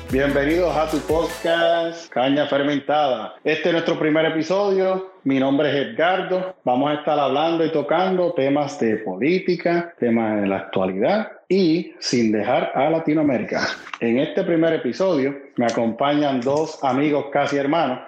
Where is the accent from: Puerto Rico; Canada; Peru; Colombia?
Puerto Rico; moved away; nosotros como puertorriqueños